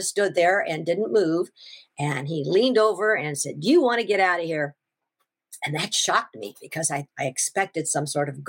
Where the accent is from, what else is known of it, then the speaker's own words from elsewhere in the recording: Washington, United States; I'm from Washington